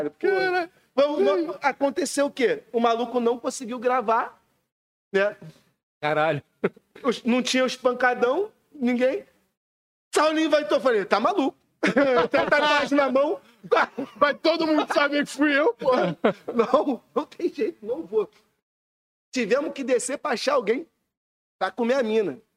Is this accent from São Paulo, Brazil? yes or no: no; Rio de Janeiro, Brazil; also born or lived in Recreio dos Bandeirantes / Madureira / Campinho; Eu sou criança da freguesia do recreio, sempre fiquei nos dois assim. Mas sou mais freguesia, sem, sem dúvida. Mas é a mesma coisa, o recreio só tem praia, mas é a mesma, a mesma cultura